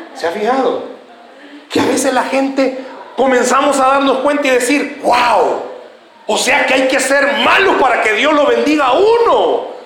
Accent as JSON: {"language": "Spanish", "country": "El Salvador", "said": "¿Somos así o no somos así los salvadoreños?"}